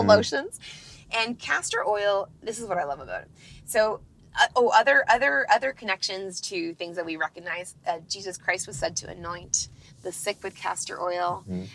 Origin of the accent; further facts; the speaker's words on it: Northern Ontario, Canada; I grew up in Northern Ontario, Canada